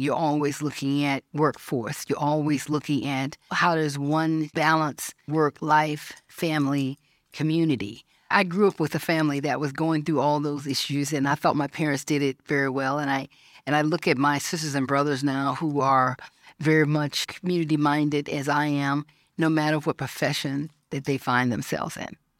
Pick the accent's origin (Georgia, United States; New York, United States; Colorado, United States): Georgia, United States; When I was thirteen, growing up in Georgia